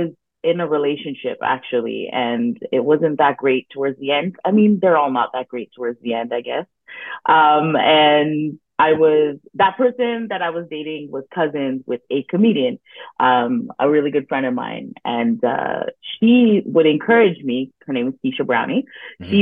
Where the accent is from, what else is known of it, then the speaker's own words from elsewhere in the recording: Brampton, Ontario, Canada; I'm from Brampton